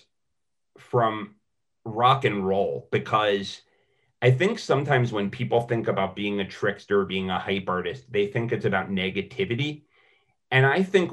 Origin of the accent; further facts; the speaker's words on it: United States; we're American, especially as Americans